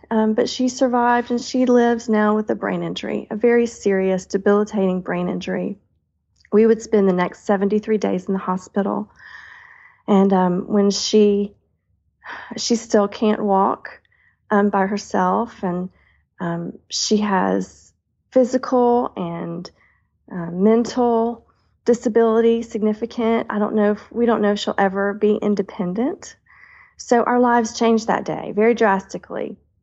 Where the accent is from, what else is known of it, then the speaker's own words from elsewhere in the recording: the South, United States; I am a Southerner at heart